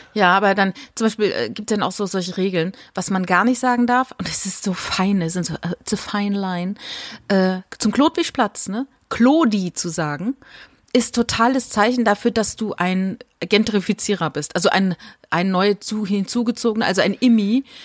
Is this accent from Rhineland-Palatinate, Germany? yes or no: yes; a village a few kilometres from Winden, Rhineland-Palatinate, Germany; moved away; das ist wenige Kilometer von dem Dorf entfernt, wo ich groß geworden bin